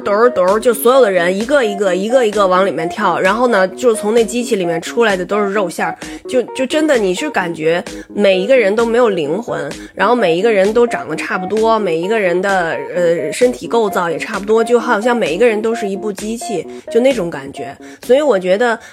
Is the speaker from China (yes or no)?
yes; Beijing, China; also born or lived in Tokyo; 北京是我的家乡